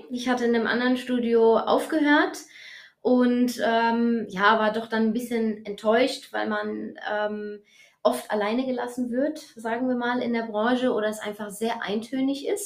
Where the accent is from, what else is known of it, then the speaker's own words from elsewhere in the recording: Eppstein, Hesse, Germany; Also ich bin 33 Jahre alt. Ich komme aus Eppstein